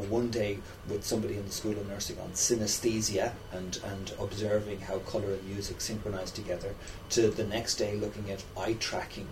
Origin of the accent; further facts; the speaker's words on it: Dublin, Leinster, Ireland; I'm a local. I grew up in Artane.